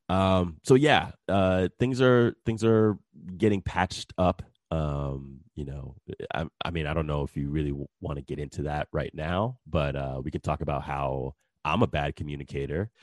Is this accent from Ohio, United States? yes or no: no; New Jersey, United States; now in Texas, United States; I am originally from New Jersey, and I moved down to Texas in two thousand three.